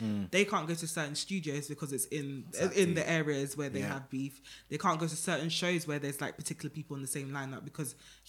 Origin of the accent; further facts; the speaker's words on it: New York, United States; And I know it because I'm from New York. I've seen it.